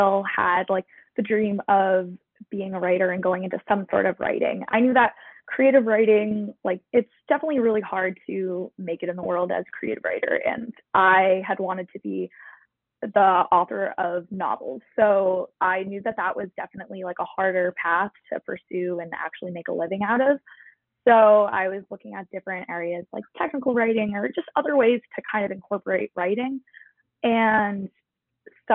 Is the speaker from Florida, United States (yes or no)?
no; Massachusetts, United States; I am a native Masshole.